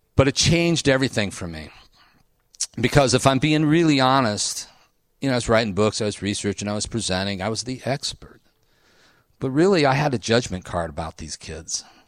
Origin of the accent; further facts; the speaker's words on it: Ohio, United States; I went to Ohio State. I grew up in Ohio. I'm in Ohio. I'm Midwest